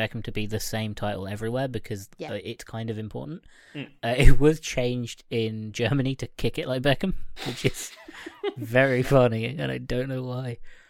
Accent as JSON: {"language": "English", "country": "Ireland", "said": "And not just because I'm Irish."}